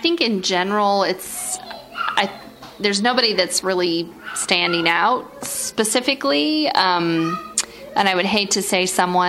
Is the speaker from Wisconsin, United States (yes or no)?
no; Utah, United States; In my home state of Utah.